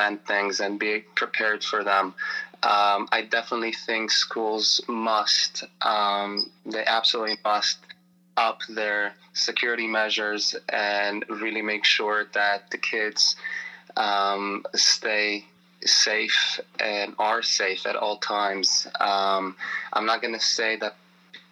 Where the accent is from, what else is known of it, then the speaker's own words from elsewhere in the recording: Israel; now in Baltimore, United States; I come from Israel originally